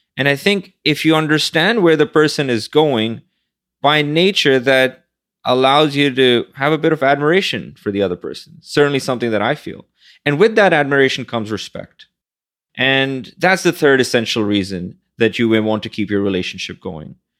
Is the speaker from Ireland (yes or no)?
no; Pakistan; born or raised there; now in Manhattan, United States